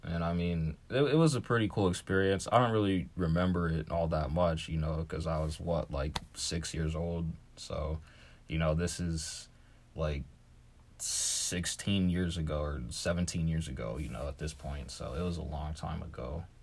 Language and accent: English; Ohio, United States; as a black kid in Ohio